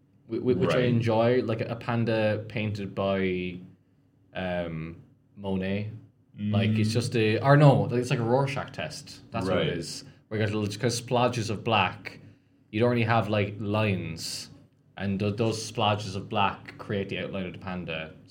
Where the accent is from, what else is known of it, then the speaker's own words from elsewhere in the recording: Canada; As a Canadian, that is embarrassing.